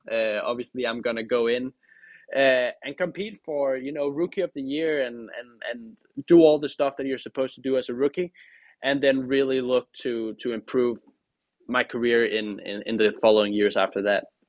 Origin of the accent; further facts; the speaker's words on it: Denmark; now in United States; I'm the first, uh, Danish driver